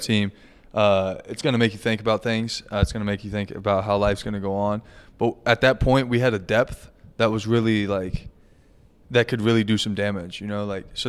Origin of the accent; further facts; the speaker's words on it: six miles from Lawrence, Kansas, United States; moved away; I'm six miles from Lawrence. It's a 10 minute drive to KU